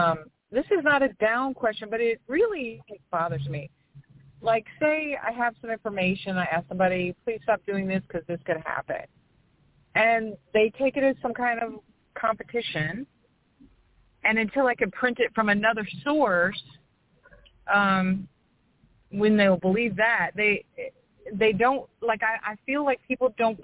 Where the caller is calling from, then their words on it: New Orleans, Louisiana, United States; I'm calling from New Orleans.